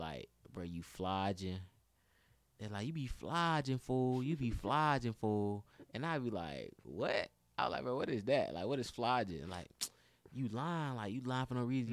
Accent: Atlanta, Georgia, United States; also born or lived in Jackson, Tennessee; I'm, like, the only nigga from Atlanta

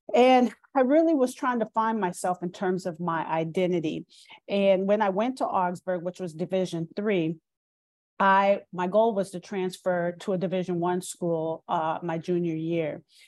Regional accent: Minneapolis, Minnesota, United States; moved away; also born or lived in Pittsburgh / Maryland Eastern Shore; And I grew up in Minneapolis, Minnesota.

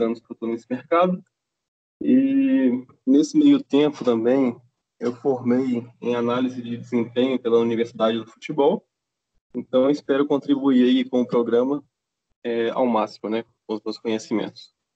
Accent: Belo Horizonte, Minas Gerais, Brazil; sou de Belo Horizonte

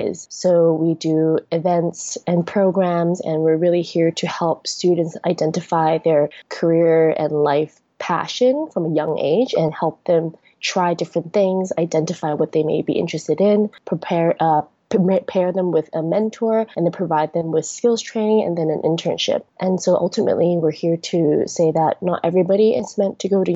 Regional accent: Hong Kong; moved away; also born or lived in United States; I was born and raised in Hong Kong, but then because I went to the US for school for about 10 years and worked there for a year and a half

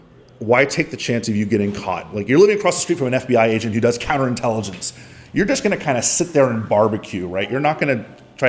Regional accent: Miami, Florida, United States; I'm from Miami.

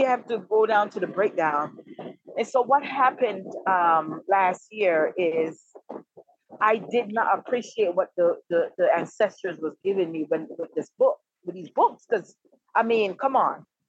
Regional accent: Kingston, Jamaica; now in DMV area, United States; I was originally born and raised in Kingston, Jamaica

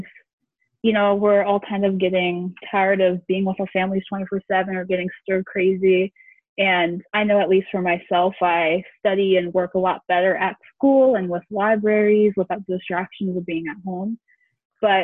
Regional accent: Port Chester, New York, United States; moved away as an adult; I have gone back home. I'm from Westchester County. New York, specifically in Port Chester, so about 30 minutes outside of New York City.

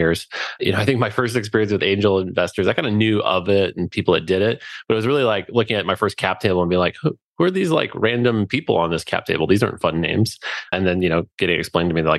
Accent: Alaska, United States; We're from Alaska

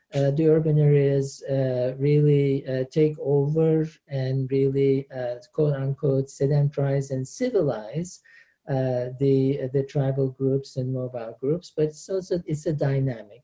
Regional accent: Antakya, Hatay, Turkey; moved away as an adult; in Turkey, I am from Antakya.

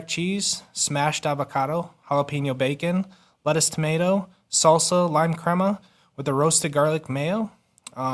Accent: Sioux City, Iowa, United States; I'm from Sioux City, Iowa.

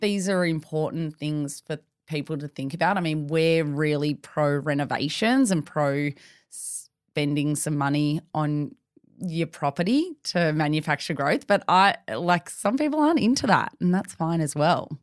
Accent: Melbourne, Victoria, Australia; Born and bred in Melbourne

